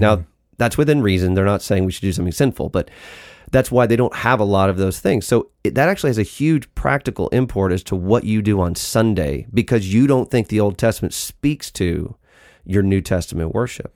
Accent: United States; we're American

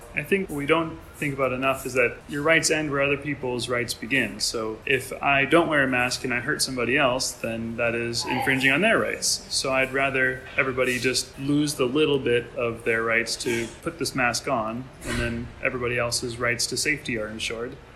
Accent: United States; now in Taiwan; I'm an American

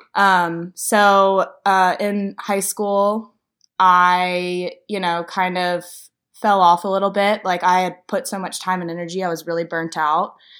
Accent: Louisiana, United States; moved away as an adult; now in Nashville, United States; I'm from Louisiana

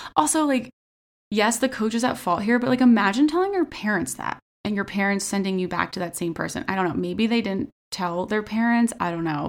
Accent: United States; we're American

